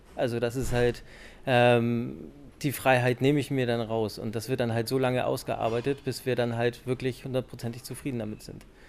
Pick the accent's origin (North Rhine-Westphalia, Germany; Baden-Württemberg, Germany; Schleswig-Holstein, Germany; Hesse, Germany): Schleswig-Holstein, Germany; now in Hamburg, Germany; Ich bin halt ein Hamburger Junge und bin in Schleswig-Holstein aufgewachsen.